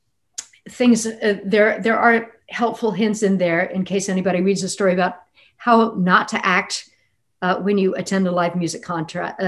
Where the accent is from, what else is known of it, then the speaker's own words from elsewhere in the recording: Lafayette, Louisiana, United States; I also grew up in a town that was not exactly, I mean, Lafayette, Louisiana